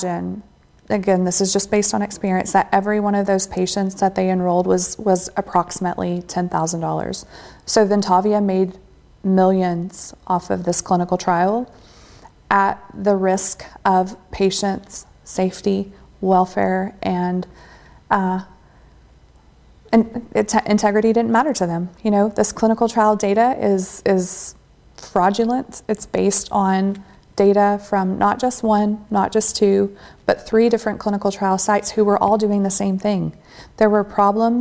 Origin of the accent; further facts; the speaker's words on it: Texas, United States; I'm from Texas.